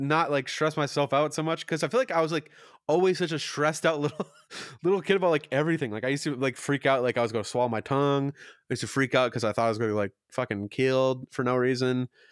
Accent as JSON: {"language": "English", "region": "Kentucky", "country": "United States", "tie": "born or raised there", "said": "I was born in Kentucky"}